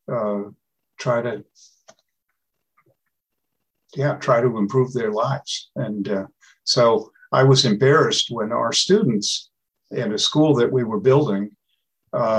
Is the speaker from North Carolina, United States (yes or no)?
no; Connecticut, United States; moved away as an adult; also born or lived in Botswana; Grew up in Connecticut, went to Harvard, went in the Peace Corps in Botswana, Africa